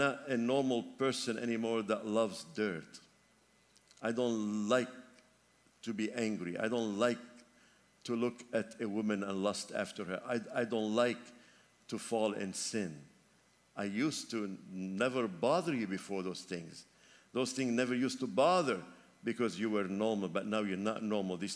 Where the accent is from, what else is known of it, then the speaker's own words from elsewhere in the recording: Lebanon; moved away; my home country, Lebanon